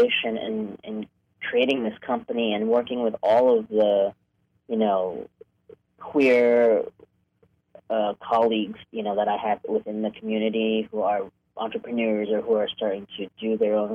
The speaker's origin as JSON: {"language": "English", "region": "New York", "country": "United States", "tie": "born or raised there", "also_born_or_lived": "Hong Kong", "moved": "as an adult", "lives_now": "Los Angeles, United States", "said": "I was born in Hong Kong, but I grew up in New York and moved to L.A. for college in 1993"}